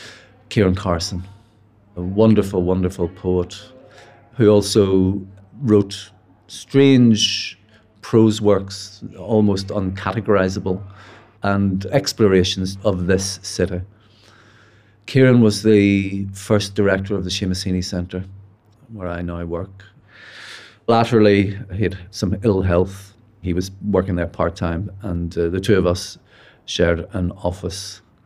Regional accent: Belfast, Northern Ireland, United Kingdom; I'm a writer from Belfast.

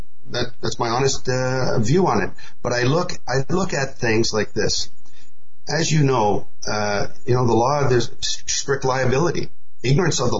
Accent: Canada; now in Asia; I'm a Canadian, I live in Asia

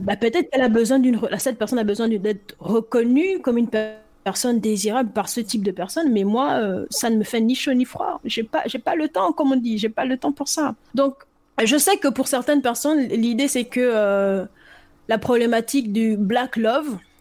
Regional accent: Gabon; moved away as an adult; now in France; moi je suis par exemple né au, Gabon

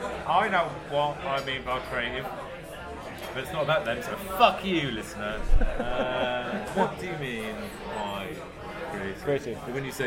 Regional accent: United Kingdom; we're very British and we don't go and ask somebody if they want to move.

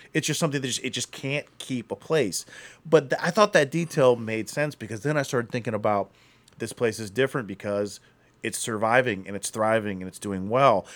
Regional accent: Akron, Ohio, United States; I'm from Akron, so I, I remember living, uh, in Akron

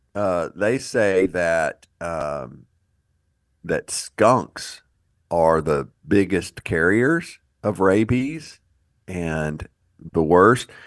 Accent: Houston, Texas, United States; growing up in Houston

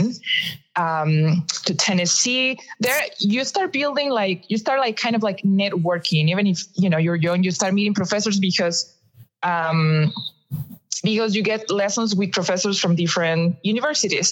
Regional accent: Costa Rica; moved away as an adult; now in Arizona, United States; I am from Costa Rica, I was teaching at the National System of Music.

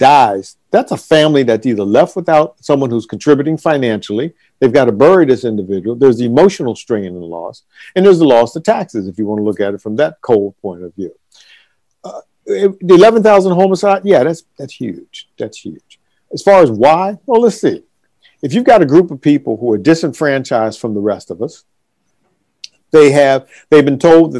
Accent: Washington, District of Columbia, United States; D.C., my hometown

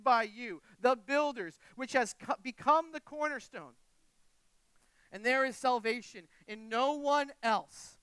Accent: New England, United States; I grew up in New England

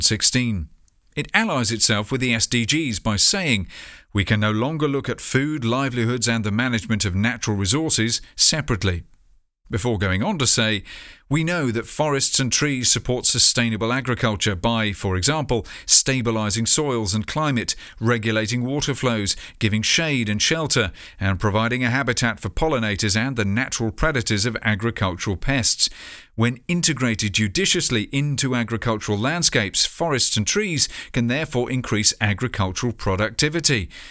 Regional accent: United Kingdom; proud to be British.

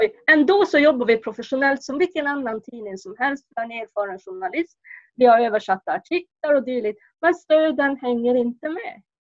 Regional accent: Kurkkio, near Lainio, Norrbotten County, Sweden; jag kommer från Kurka, en grannby till eh, Lainio

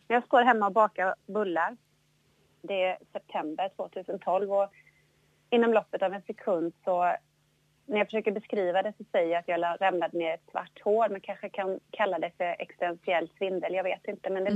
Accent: Jönköping, Jönköping County, Sweden; Jag är ju född då i, i Jönköping, eller lite utanför, i, i Bankeryd, Trånghalla

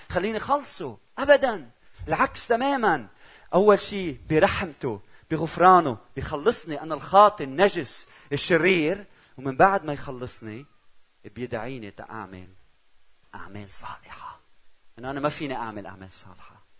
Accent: Lebanon; also born or lived in Czech Republic; أنا من لبنان

